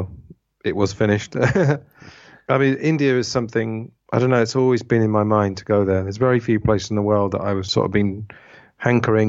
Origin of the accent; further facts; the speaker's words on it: England, United Kingdom; moved away as an adult; also born or lived in Spain / Italy / Thailand; now in Madrid, Spain; I am English at the end of the day. And I do feel like at the age of 43, I do want to maybe put some roots back down in England.